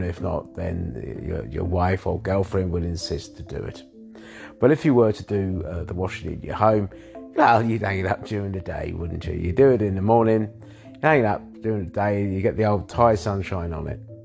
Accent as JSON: {"language": "English", "region": "London", "country": "United Kingdom", "tie": "born or raised there", "said": "I was born in London as well"}